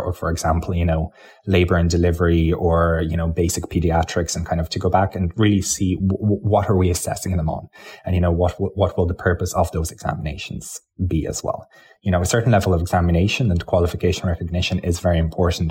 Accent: County Clare, Munster, Ireland; first language Lithuanian; English is a second language; also born or lived in Lithuania; I was born in Lithuania. I came to Ireland as a child, and I grew up in County Clare

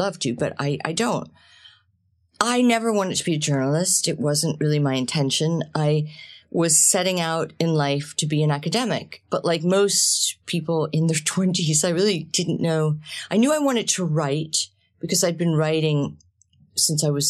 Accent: New Jersey, United States; I'm the youngest of seven children in an Italian-American family. We grew up in New Jersey.

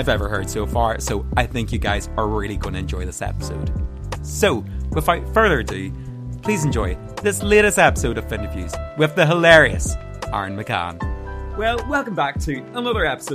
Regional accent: Armagh, Northern Ireland, United Kingdom; moved away as an adult; now in Dublin, Ireland; from Armagh

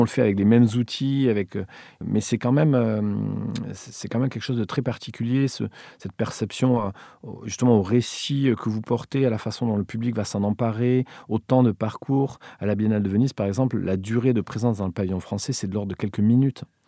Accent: Villefranche-de-Rouergue, Occitania, France; born or raised there; moved away; also born or lived in Montréal / Paris

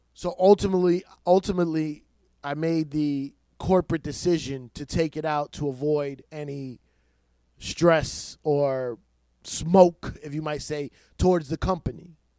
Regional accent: New York City, New York, United States; I'm born in New York City

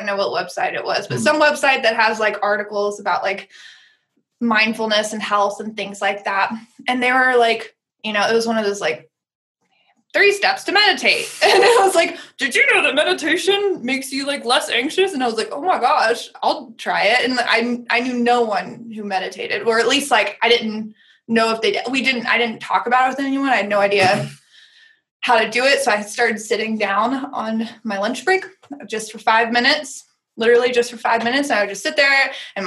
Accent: Tennessee, United States; So I grew up in the South, in Tennessee

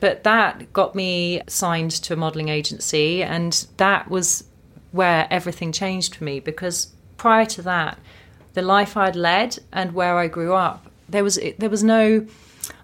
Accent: Watford, East of England, United Kingdom; born or raised there

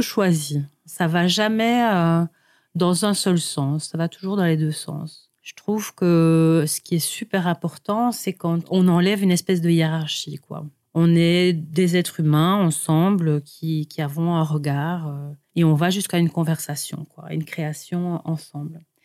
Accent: Seraing, Wallonia, Belgium; je suis née euh, plus précisément à Seraing

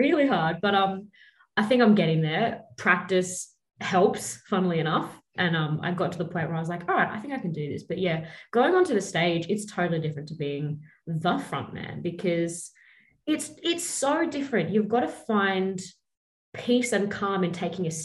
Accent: Brisbane, Queensland, Australia; I grew up in Brisbane

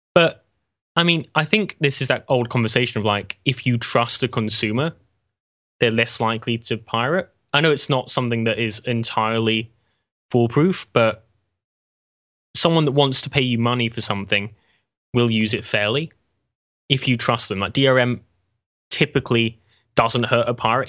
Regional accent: England, United Kingdom; I'm English

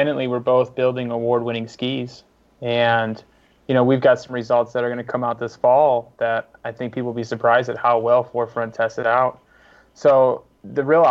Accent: Midwest, United States; moved away; also born or lived in West Coast; as a Midwesterner moving west

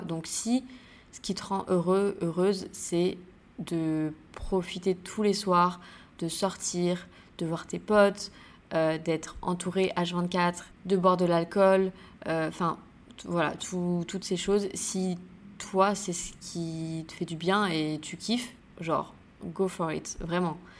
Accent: St. Barthélemy; now in Bali, Indonesia; Saint-Barth, c'est là d'où je viens, c'est là euh, où j'ai grandi

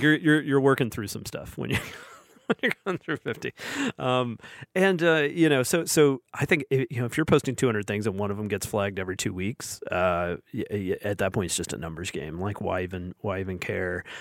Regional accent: Alabama, United States; when I was a kid growing up in Al, in, in Alabama, where I still live in Alabama

